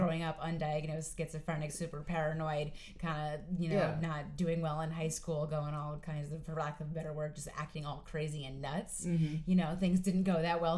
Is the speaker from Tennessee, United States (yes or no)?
no; Westchester, New York, United States; also born or lived in Astoria, Queens, New York; now in New York City, United States; I am originally from Westchester, New York, but now I reside in Astoria, Queens